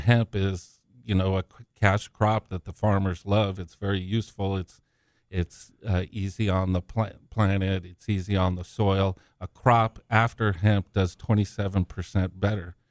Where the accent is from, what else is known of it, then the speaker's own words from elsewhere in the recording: San Diego, California, United States; also born or lived in Zimbabwe; I was born in Africa, but, uh, migrated here when I was young. and I grew up in San Diego.